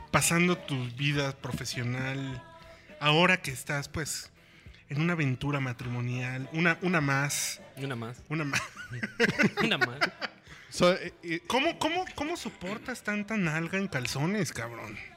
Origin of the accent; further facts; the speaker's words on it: Mexico City, Mexico; now in Mexican Caribbean, Mexico; De origen soy de aquí del Distrito Federal